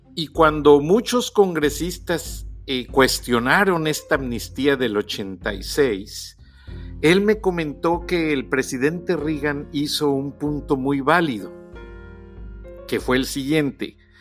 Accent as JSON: {"language": "Spanish", "country": "Mexico", "moved": "yes", "said": "yo que soy mexicano"}